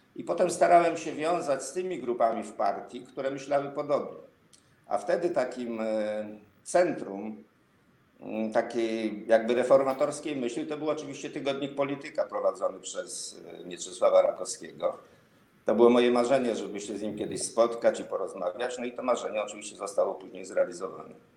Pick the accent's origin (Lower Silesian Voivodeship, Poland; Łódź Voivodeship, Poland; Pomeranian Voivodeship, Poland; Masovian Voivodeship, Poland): Masovian Voivodeship, Poland; Żyrardów; służącego do mszy w żyrardowskim kościele